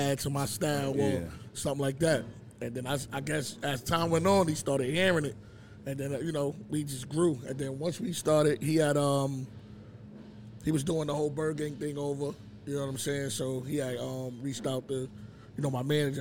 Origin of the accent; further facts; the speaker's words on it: New York City, New York, United States; I'm from Far Rock, Queens